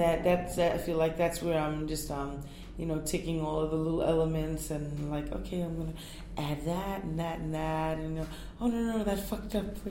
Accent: New York, United States; also born or lived in Puerto Rico; I'm from Puerto Rico and and Native American Indian and Black culture. I'm raised in New York

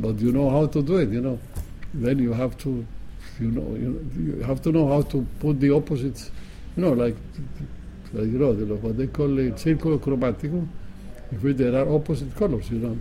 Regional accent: Colombia; moved away as an adult; I live in Colombia only when I was a young man. Because uh, at 19 I left

